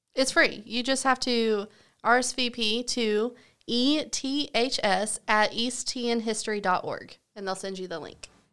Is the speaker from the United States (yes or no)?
yes; Southern United States, United States; accent: Southern; also born or lived in Washington, D.C.; I have a Southern accent